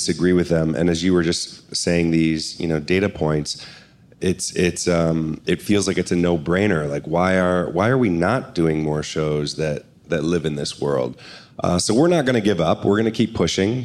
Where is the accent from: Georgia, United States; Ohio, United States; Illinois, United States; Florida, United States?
Ohio, United States; moved away; We're from Ohio, but I had brought her out here like 12 years ago